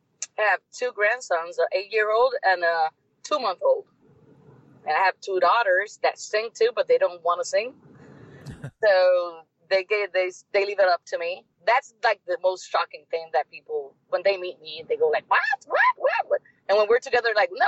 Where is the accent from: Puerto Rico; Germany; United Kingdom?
Puerto Rico; From here, from Puerto Rico, we're like American citizens